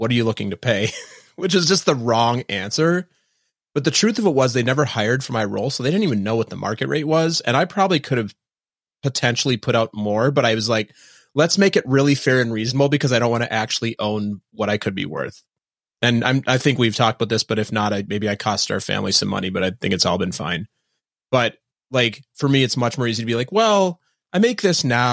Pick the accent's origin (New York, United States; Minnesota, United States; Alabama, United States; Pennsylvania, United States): Minnesota, United States; moved away as an adult; also born or lived in East Coast; I grew up in Minnesota